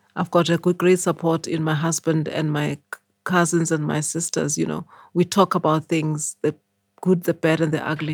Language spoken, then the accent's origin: English; Eswatini; moved away as an adult; also born or lived in Sophiatown, Johannesburg, South Africa / United Kingdom; now in South Africa; my parents went to stay in Swaziland. And then I grew up in Swaziland